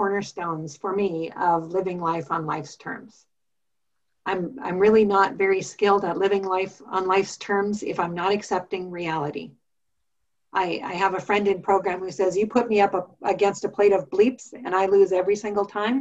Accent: Montana, United States; I grew up in Montana

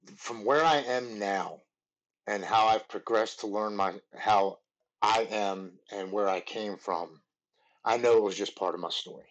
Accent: Baltimore, Maryland, United States; I grew up in Baltimore, Maryland. I've lived here my whole life.

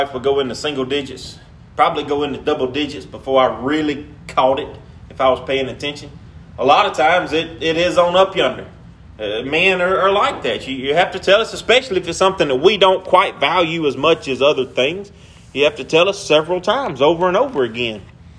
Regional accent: Pine, United States; And I wasn't ashamed of being from Pine.

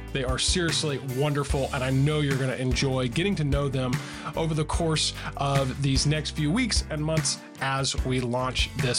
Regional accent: Mount Juliet, Tennessee, United States; my hometown in the Nashville, Tennessee area in Mount Juliet

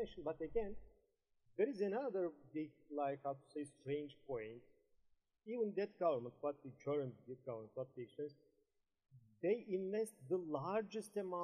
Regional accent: Edirne, Turkey; English is a second language; also born or lived in Istanbul; I live in Edirne. I think you are familiar with my own city. I was born here and raised here

